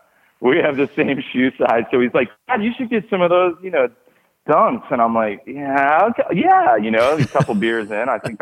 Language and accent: English; Los Angeles, California, United States; growing up in West